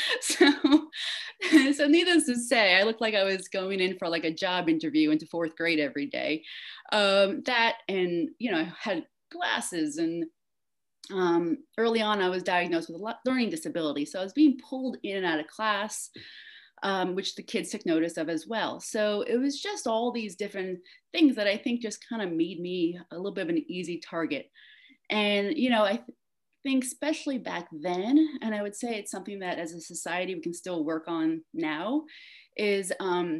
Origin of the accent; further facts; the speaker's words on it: New York, United States; also born or lived in Queens, New York; now in Asheville, United States; living and growing up in New York